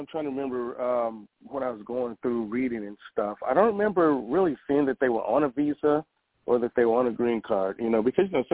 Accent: Cleveland, Ohio, United States; moved away; I'm from Cleveland. I'm originally from Cleveland, Ohio.

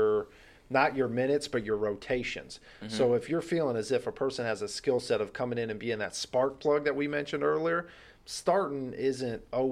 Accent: Allentown, Pennsylvania, United States; I was born in Allentown originally.

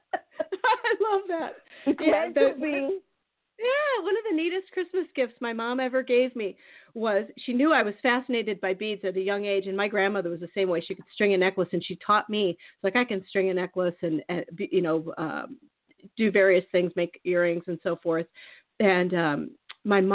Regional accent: Iowa, United States; I grew up in Iowa, but then I spent my summers in Minneapolis

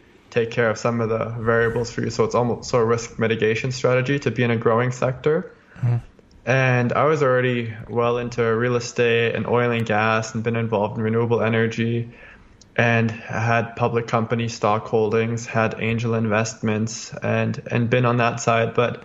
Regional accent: Calgary, Alberta, Canada; I was born in Calgary, Alberta, Canada, and that's where I am.

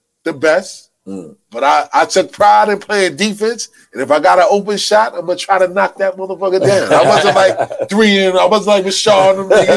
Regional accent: New York City, New York, United States; I grew up on McDonough and Malcolm X

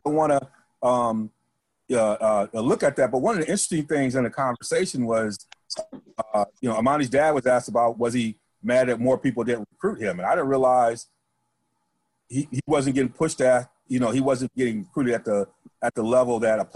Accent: Michigan, United States; moved away; I'm from Michigan

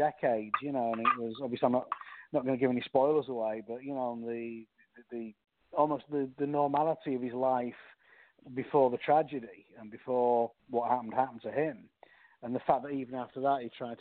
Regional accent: England, United Kingdom; I'm from England

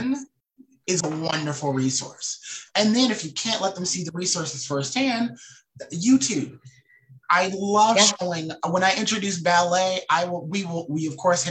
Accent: the South, United States; I'm a Southerner

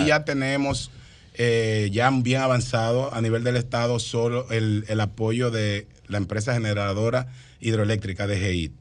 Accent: San Cristóbal, Dominican Republic; nosotros que venimos de San Cristóbal

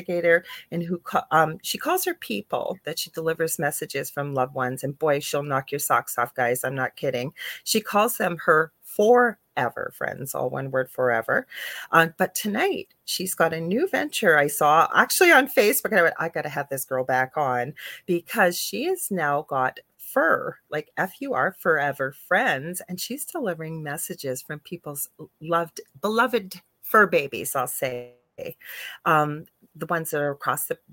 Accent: Canada; I'm a Canadian clairvoyant medium

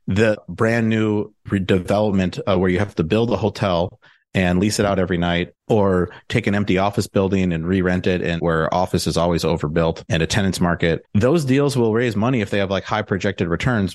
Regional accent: Milwaukee, Wisconsin, United States; moved away as an adult; also born or lived in Madison, Wisconsin / Chicago; now in Austin, United States; I'm from the Milwaukee area

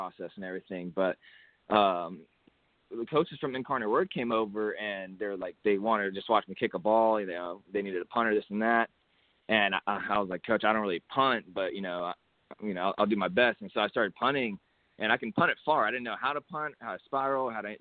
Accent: Hutto, Texas, United States; It was just a little school over here in my hometown of Hutto, Texas

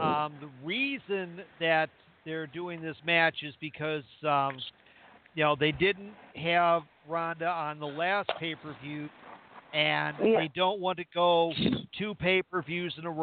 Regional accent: Scotland, United Kingdom; I'm Scottish

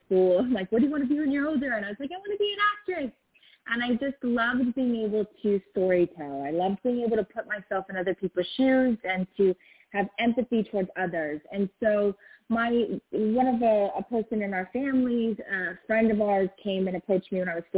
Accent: Los Angeles, California, United States; growing up

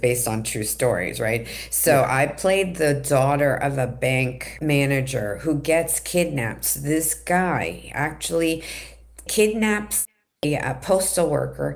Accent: New York City, New York, United States; moved away as an adult; also born or lived in Manhattan, New York / Riverdale, Bronx, New York; now in California, United States; I was born in Manhattan, raised in Queens

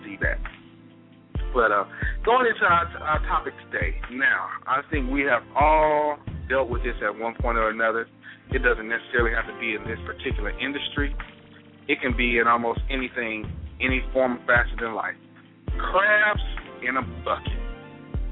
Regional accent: Mississippi, United States; moved away; also born or lived in Montgomery, Alabama; I'm from Mississippi

